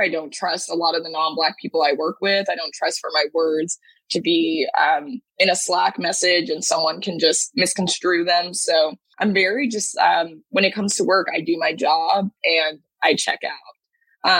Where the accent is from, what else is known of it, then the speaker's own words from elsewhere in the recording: Dallas, Texas, United States; now in New York, United States; I hail from Dallas, Texas, but currently live in New York